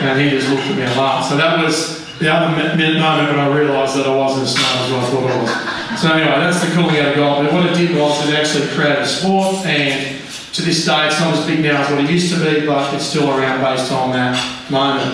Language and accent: English; Manly, New South Wales, Australia; I was from Manly